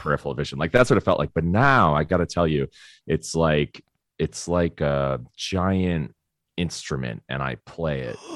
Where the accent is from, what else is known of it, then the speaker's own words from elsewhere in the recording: Florida, United States; I grew up in Florida